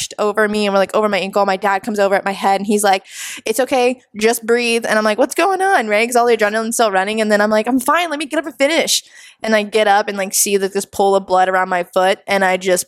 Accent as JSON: {"language": "English", "region": "Florida", "country": "United States", "tie": "born or raised there", "also_born_or_lived": "New Jersey", "said": "moved down here when I was 5. So I guess you can say I'm from Florida"}